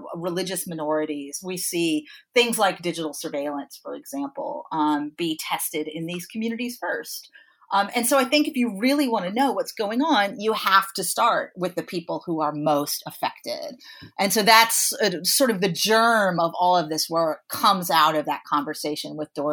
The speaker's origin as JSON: {"language": "English", "town": "Troy", "region": "New York", "country": "United States", "tie": "born or raised there", "said": "in my hometown here in Troy, New York"}